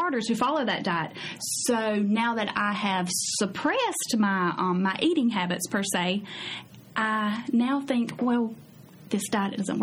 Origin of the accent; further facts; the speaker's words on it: United States; as an American